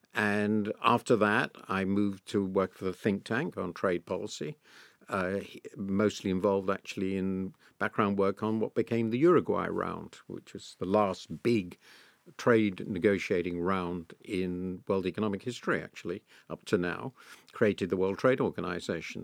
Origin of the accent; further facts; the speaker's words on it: United Kingdom; being British